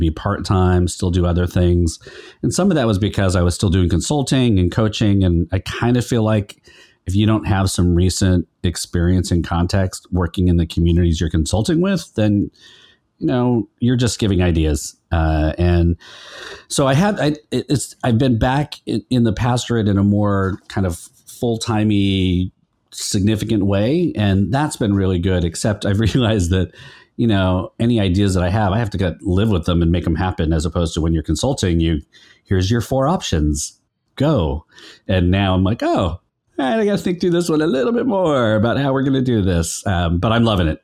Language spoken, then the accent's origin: English; Sacramento, California, United States; moved away as an adult; also born or lived in Stockton, California / San Francisco, California; I grew up in Sacramento and Stockton